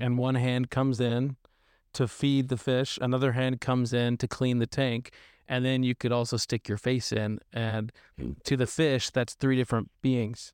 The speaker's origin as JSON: {"language": "English", "region": "Arkansas", "country": "United States", "moved": "as an adult", "lives_now": "California, United States", "said": "originally from Arkansas"}